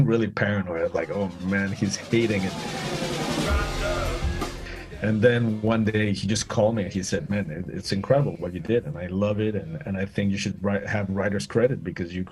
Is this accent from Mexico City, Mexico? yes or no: yes; Mexico City, Mexico; moved away as an adult; now in United States; I'm from Mexico City. I'm Mexican 100%. I moved to the States when I was 21